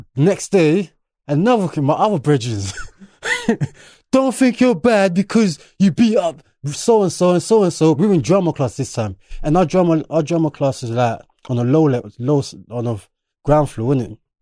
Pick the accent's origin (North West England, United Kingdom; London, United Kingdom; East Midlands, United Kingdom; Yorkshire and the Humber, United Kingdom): London, United Kingdom; English is a second language; also born or lived in Enfield / Birmingham; I'm originally from Bermondsey, which is more predominantly white